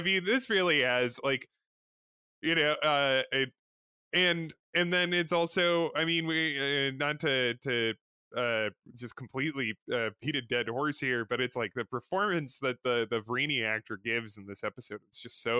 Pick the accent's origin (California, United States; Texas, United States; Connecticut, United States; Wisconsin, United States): Connecticut, United States; now in Chicago, United States; we're from Connecticut.